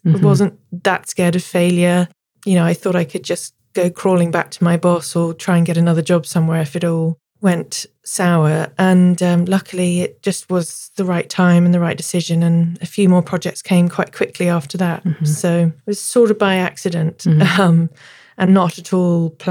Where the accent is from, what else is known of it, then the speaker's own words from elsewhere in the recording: Devon, South West England, United Kingdom; now in London, United Kingdom; I grew up in Devon in my teens